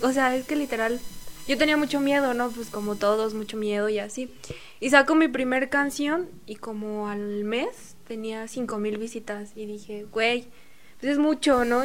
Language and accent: Spanish; Nicolás Romero, State of Mexico, Mexico; Sí, nací en San Pedro.